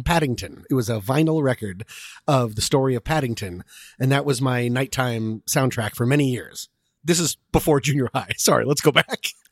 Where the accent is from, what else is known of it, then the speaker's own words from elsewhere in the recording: Boulder, Colorado, United States; also born or lived in Washington, D.C. / Vienna, Virginia; now in Los Angeles, United States; I was born in Washington, D C, lived in Vienna, Virginia, and in fourth grade moved to Boulder, Colorado, and now I live here in Los Angeles